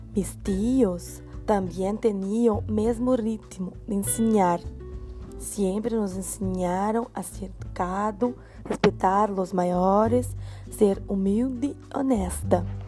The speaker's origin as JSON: {"language": "Portuguese", "town": "Santo Antônio da Patrulha", "region": "Rio Grande do Sul", "country": "Brazil", "tie": "born or raised there", "said": "Nasci em Santo Antônio da Patrulha, Rio Grande do Sul. Cresci em el interior de la ciudad em uma comunidade pequena"}